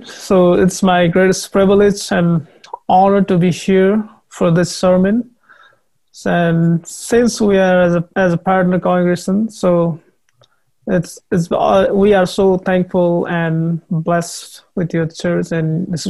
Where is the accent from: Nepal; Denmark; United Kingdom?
Nepal; born or raised there; also born or lived in Bhutan